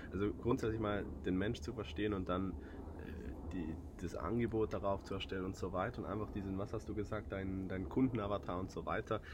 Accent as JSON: {"language": "German", "region": "southern Switzerland", "country": "Switzerland", "accent": "Swiss", "said": "Ich bin Schweizer aus dem Süden"}